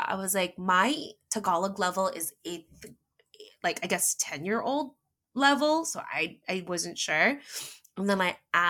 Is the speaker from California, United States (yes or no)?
yes; Los Angeles, California, United States; accent: valley girl; English is a second language; my exaggerated accent was valley girlish, like almost kind of a little bit like mine right now, because I was from LA, you know. I learned English